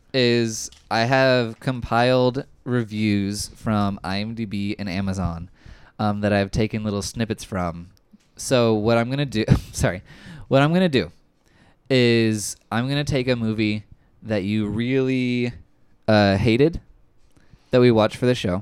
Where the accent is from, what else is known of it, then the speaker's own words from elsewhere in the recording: Atlanta, Texas, United States; moved away; I grew up in Atlanta, Texas, and moved from there in 1995.